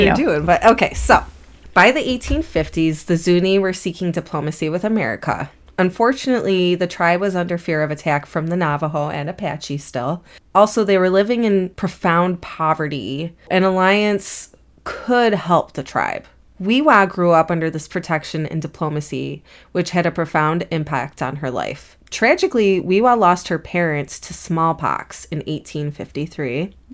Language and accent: English; United Kingdom; Everybody in Britain is frigid, and I'm British, so don't worry